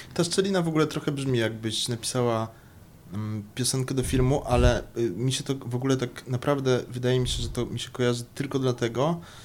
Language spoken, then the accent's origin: Polish; Kraków, Lesser Poland, Poland; A ja jestem z Krakowa